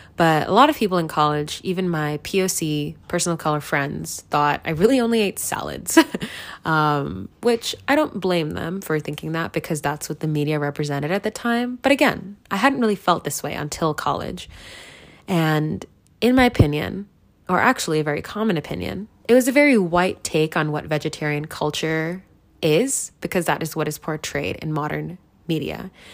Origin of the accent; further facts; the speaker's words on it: United States; I grew up in America my entire life